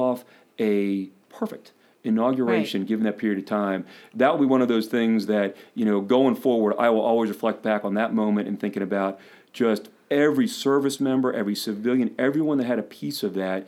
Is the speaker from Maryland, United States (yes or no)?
yes; Ellicott City, Maryland, United States; I still live in Ellicott City, which is my hometown